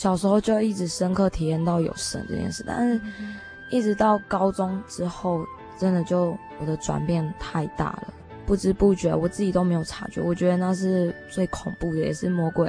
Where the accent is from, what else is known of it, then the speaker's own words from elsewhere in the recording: Miaoli County, Taiwan; also born or lived in Shiquan / Hong Kong; 一半的苗栗人。